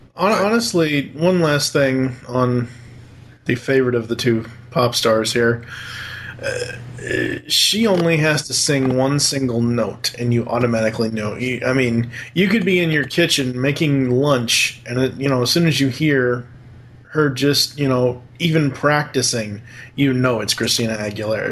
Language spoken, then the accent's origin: English; Massachusetts, United States; accent: Boston; we are both from Massachusetts